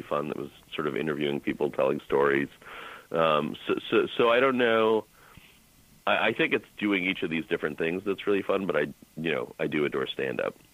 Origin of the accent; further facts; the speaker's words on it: Boston, Massachusetts, United States; I'm from Boston